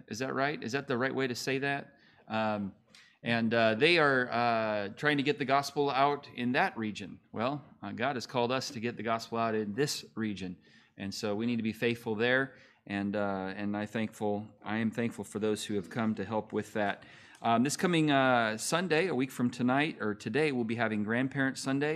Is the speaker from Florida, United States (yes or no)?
no; California, United States; born or raised there; moved away as an adult; also born or lived in Montana; now in Oklahoma, United States